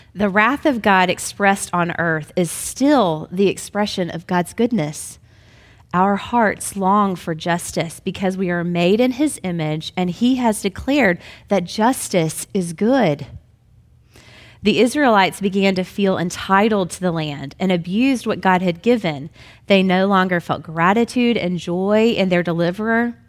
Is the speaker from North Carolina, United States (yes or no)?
no; Memphis, Tennessee, United States; I was brought up in Memphis as a good Southern Baptist girl